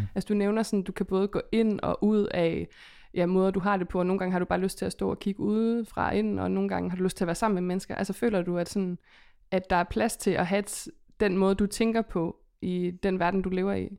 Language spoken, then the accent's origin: Danish; West Jutland, Central Denmark Region, Denmark; vi kommer begge to fra Vestjylland